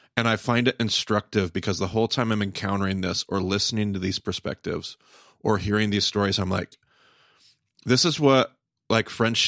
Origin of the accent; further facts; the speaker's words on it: the South, United States; Now, I grew up in the South, where well-meaning charismatics run amok.